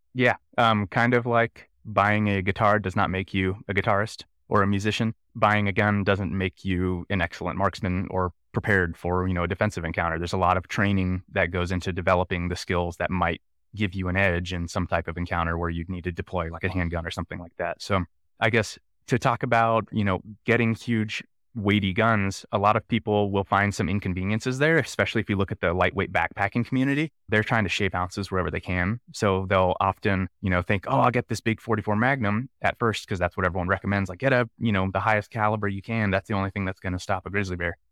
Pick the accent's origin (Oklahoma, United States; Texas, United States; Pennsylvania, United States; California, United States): California, United States; Nice; moved away as an adult; also born or lived in San Francisco Bay Area; now in Jackson, United States; I grew up in Northern California in a place called Nice in Clear Lake, uh, really small town, very rural area